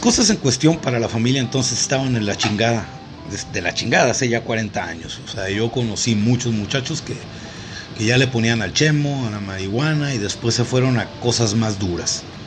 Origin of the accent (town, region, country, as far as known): Mexico